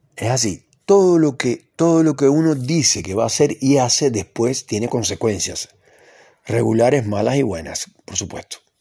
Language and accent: Spanish; Cuba; now in Argentina; yo conozco muy bien Cuba, porque es el país donde yo nací